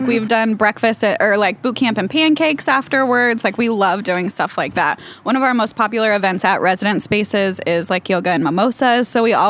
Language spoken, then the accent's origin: English; Branson, Missouri, United States; I'm from Branson.